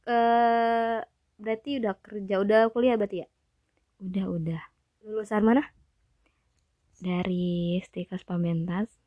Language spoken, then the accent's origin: Indonesian; Sulawesi, Indonesia; saya dari Sulawesi, umur saya mm, 22 tahun.